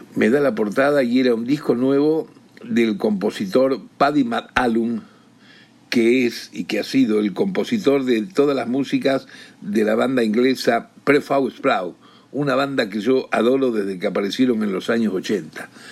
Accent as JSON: {"language": "Spanish", "country": "Argentina", "said": "como tantos argentinos que se han eh, tomado el buque en algún momento de depresión económica, de complicaciones sociales en nuestro país"}